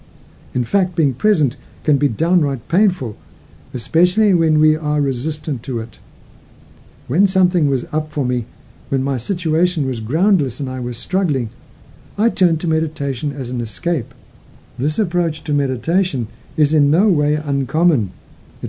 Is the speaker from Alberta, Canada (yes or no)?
yes; Calgary, Alberta, Canada; moved away as an adult; also born or lived in London, United Kingdom; my hometown of Calgary